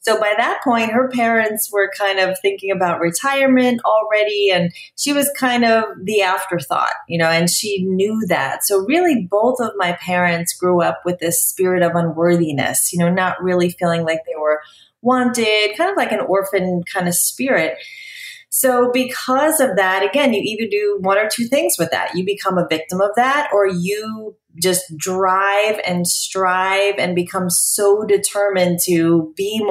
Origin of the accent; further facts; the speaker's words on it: New York, United States; moved away as an adult; also born or lived in New Jersey; now in Dallas, United States; I grew up in New York